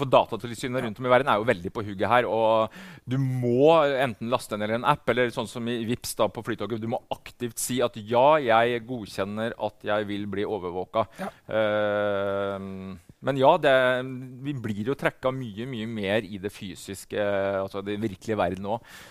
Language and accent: Norwegian; Norway; Her hjemme i Norge